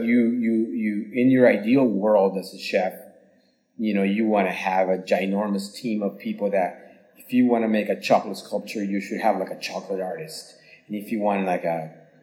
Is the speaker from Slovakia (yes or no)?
yes; Slovakia; moved away; also born or lived in San Francisco, United States / Dubai, United Arab Emirates; my grandmother used to make when I grew up in Slovakia